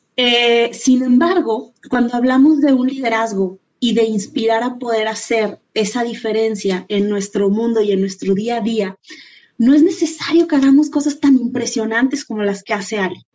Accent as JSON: {"language": "Spanish", "country": "Mexico", "said": "nosotros eh, como mexicanas"}